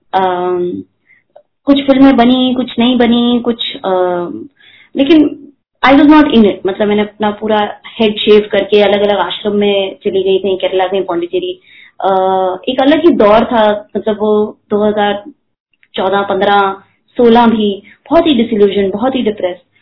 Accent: Delhi, India; now in Mumbai, India; मैं दिल्ली में पली बड़ी हूँ

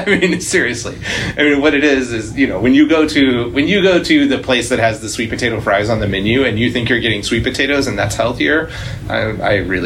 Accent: Texas, United States; I'm from Texas, so I have different fast food references than some people

